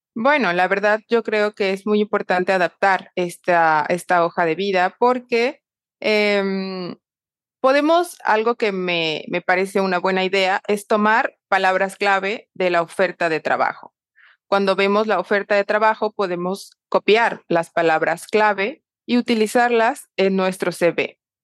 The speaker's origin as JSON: {"language": "Spanish", "country": "Mexico", "also_born_or_lived": "Panama / France / Madrid, Spain", "moved": "yes", "lives_now": "Panama City, Panama", "said": "soy mexicana y ahora vivo en Panamá"}